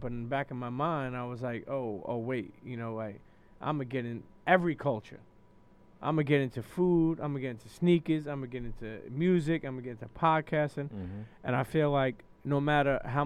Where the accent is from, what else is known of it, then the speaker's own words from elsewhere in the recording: New York City, New York, United States; I grew up in Brooklyn, New York. You know, I grew up in Coney Island till I was a teenager. And then I moved to Bensonhurst when I was about 14